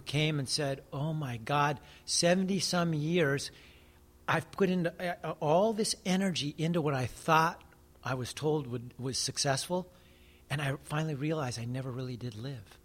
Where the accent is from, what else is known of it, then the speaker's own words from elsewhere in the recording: United States; I'm Native American